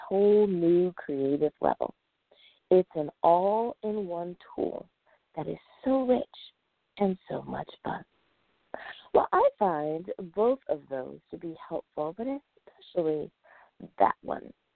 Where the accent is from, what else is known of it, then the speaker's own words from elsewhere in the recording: United States; the United States of America. Woohoo! My home country